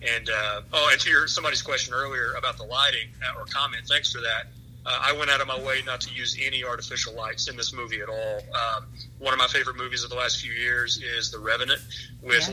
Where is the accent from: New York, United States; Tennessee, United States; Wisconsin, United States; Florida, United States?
Tennessee, United States; East; my hometown in East Tennessee, right on the North Carolina state line